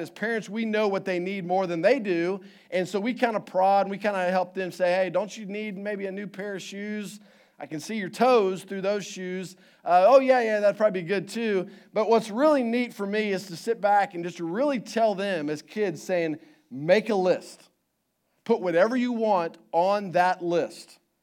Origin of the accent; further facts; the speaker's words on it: Houston, Texas, United States; moved away; I grew up in Houston